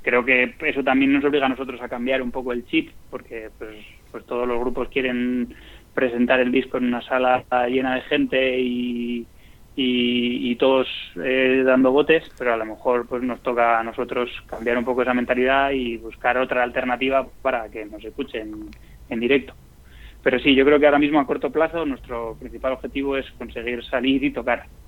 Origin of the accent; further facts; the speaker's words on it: Madrid, Community of Madrid, Spain; nosotros somos de Madrid